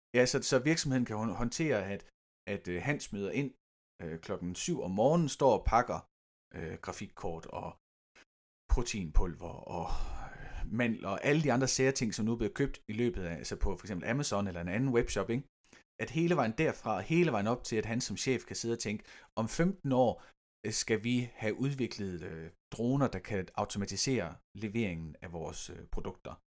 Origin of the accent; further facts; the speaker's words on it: Denmark; vi som danskere